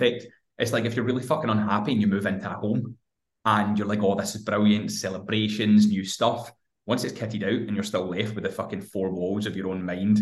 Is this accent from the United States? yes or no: no; Hamilton, Scotland, United Kingdom; I'm 29 years old, I'm from fucking Hamilton in Scotland